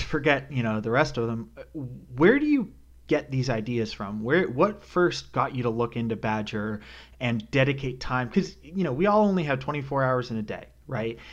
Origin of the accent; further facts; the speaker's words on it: Canada; also born or lived in New York City; now in North Carolina, United States; born and raised in Canada